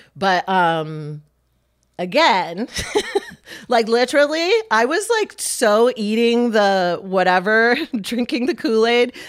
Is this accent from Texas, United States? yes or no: no; Michigan, United States; now in Lancaster County, United States; Lancaster County isn't that different from where I grew up in Michigan